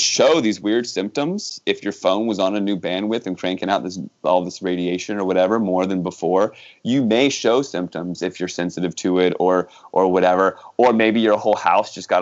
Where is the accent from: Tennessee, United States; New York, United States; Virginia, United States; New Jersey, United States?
Virginia, United States; moved away; I grew up in Virginia.